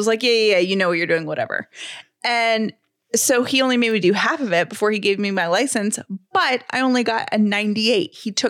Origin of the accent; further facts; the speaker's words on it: the South, United States; which as a Southerner, I totally understand, you know, the parallel parking stress.